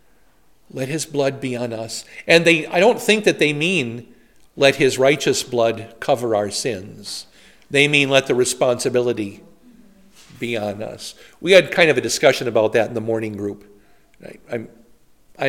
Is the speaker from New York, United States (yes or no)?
no; Poynette, Wisconsin, United States; now in New Ulm, United States; We had them in my hometown